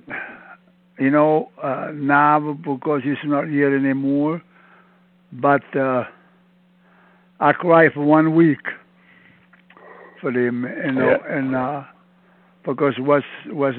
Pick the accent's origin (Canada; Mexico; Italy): Italy; province of Campobasso, Molise; moved away; I'm from Italy in a little town, La Provincia